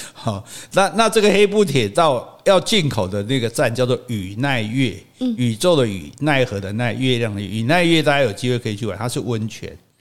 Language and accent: Chinese; Taiwan; 这也可能是全亚洲，是全世界唯一比我们台湾人还不会讲英语的。